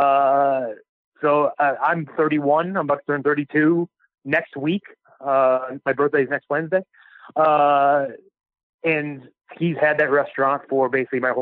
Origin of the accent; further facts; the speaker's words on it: Cleveland, Ohio, United States; I'm from Cleveland